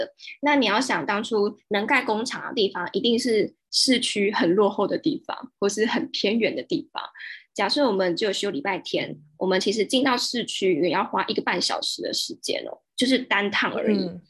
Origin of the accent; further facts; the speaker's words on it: Taiwan; moved away as an adult; now in Vietnam; 我觉得身为台湾人在越南那边蛮幸运的是，我们在那边没有遇到歧视